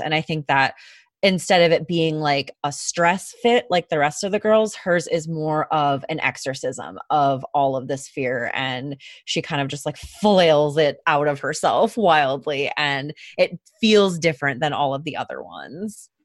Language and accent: English; Michigan, United States; we are from Michigan, we live in Michigan